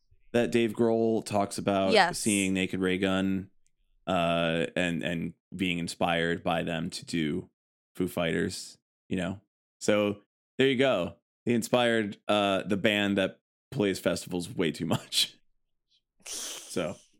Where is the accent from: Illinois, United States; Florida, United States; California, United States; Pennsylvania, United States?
Illinois, United States; Chicago; if we're from Chicago